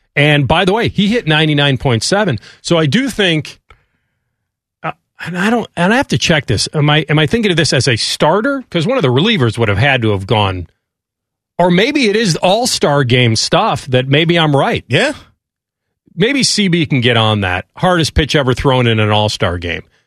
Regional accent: Chicago, Illinois, United States; growing up in Chicago

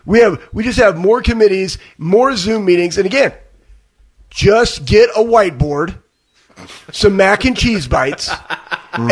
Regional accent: Dallas, Texas, United States; growing up in Dallas and ha- and watching footballs with football with my dad on Sundays

